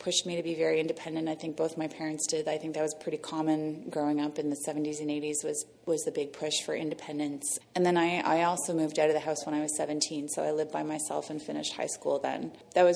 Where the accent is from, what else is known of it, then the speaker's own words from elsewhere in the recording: Toronto, Ontario, Canada; moved away as an adult; also born or lived in New York City; I'm from Toronto, downtown in the Annex in Trinity Bellwood. So I grew up first on Albany Avenue in the Annex